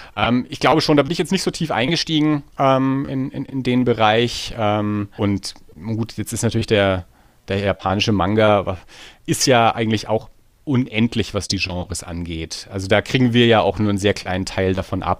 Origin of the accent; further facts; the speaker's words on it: Erlangen, Bavaria, Germany; wir sind beide aus Erlangen